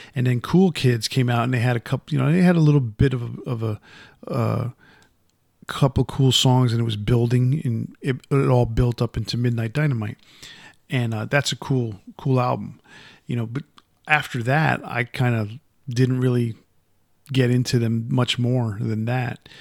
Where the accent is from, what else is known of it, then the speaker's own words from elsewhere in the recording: Yonkers, New York, United States; moved away; growing up in Yonkers